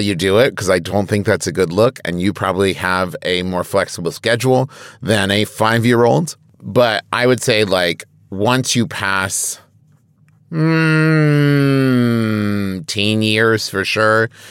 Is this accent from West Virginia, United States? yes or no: yes; Huntington, West Virginia, United States; my hometown of Huntington, West Virginia